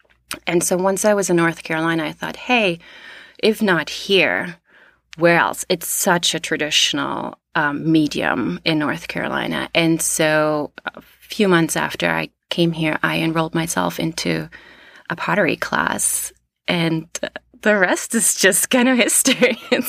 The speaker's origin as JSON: {"language": "English", "region": "East Germany", "country": "Germany", "also_born_or_lived": "Canada / United States / Australia", "said": "So I'm from East Germany. I lived in Canada. I lived in New York before. I lived in Australia, in India, in England."}